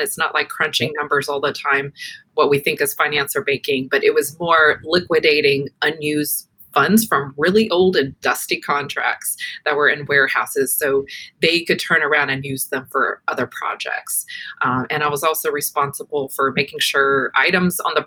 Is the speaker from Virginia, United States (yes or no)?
yes; Norfolk, Virginia, United States; I'm a native Virginian. I'm about an hour south of D.C. I'm originally from Norfolk area and Hampton Roads area, so I've always been in this area